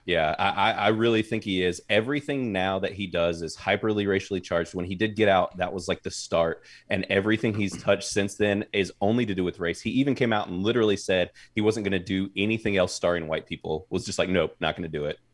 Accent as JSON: {"language": "English", "region": "North Carolina", "country": "United States", "tie": "born or raised there", "said": "my whole family has been in North Carolina my entire life"}